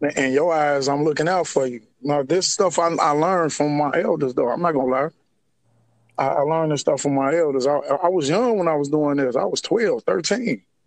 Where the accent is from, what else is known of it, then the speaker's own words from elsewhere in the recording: Harvey, Illinois, United States; I was born and raised in, in uh, Harvey, Illinois. It's a it's, it's a south suburb uh, of of uh, Chicago.